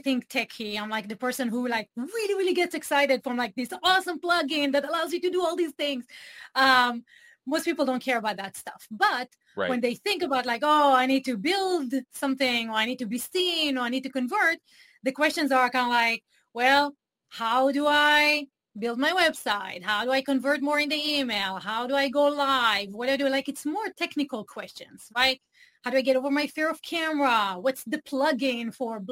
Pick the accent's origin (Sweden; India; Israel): Israel; English is a second language; moved away as an adult; I grew up in Israel